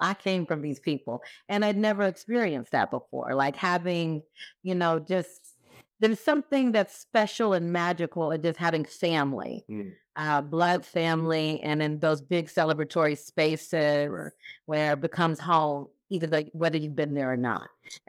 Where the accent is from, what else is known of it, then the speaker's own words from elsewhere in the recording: Texas, United States; also born or lived in Kentucky; So I was actually born in Kentucky, raised in Texas by way of Nigeria. So my parents are Nigerian. I'm a first generation American.